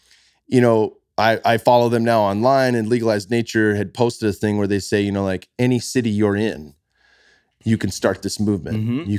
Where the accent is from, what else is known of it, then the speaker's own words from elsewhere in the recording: California, United States; I'm from the Bay Area, born and raised.